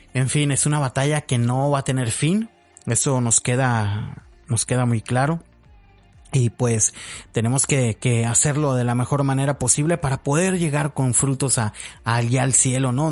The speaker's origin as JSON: {"language": "Spanish", "town": "Hermosillo", "region": "Sonora", "country": "Mexico", "tie": "born or raised there", "also_born_or_lived": "Zapopan, Jalisco", "said": "prácticamente ya soy de Hermosillo, Sonora, ¿no? Tengo ya muchísimo tiempo viviendo aquí. Mm, Nací en Zapopan, Jalisco, México. Y ahorita ya prácticamente toda mi vida la he hecho aquí en Hermosillo, Sonora, México"}